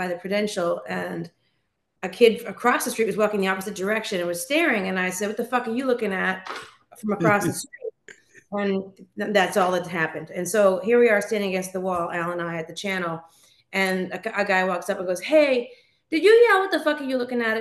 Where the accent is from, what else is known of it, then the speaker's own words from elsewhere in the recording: Boston, Massachusetts, United States; moved away as an adult; now in California, United States; I'm from Roslindale. So Roslindale is part of the city of Boston proper. I went to Boston public schools